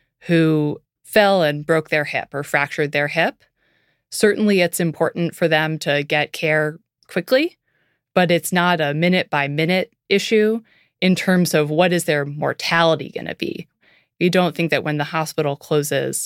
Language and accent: English; Lincolnville, Maine, United States; I'm from Lincolnville, Maine. It's a town about 2,000 people, about 2 hours up the coast from Portland.